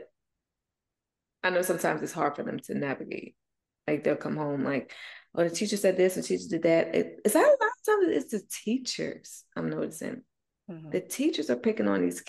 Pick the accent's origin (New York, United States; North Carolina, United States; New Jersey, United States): New Jersey, United States; moved away; I come from Jersey.